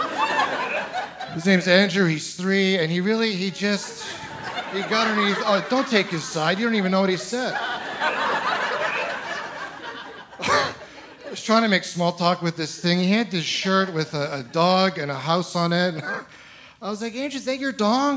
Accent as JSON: {"language": "English", "region": "Ontario", "country": "Canada", "moved": "yes", "said": "I'm originally from Ontario"}